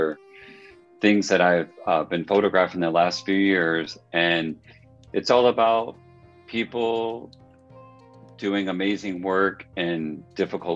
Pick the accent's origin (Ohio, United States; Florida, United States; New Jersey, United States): Florida, United States; North; moved away as an adult; grew up in a small town in North Florida